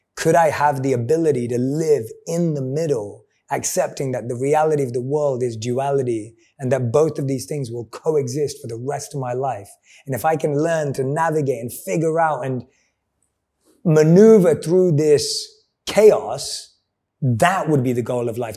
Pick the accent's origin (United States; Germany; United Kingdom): United Kingdom; London; I'm a boy from London.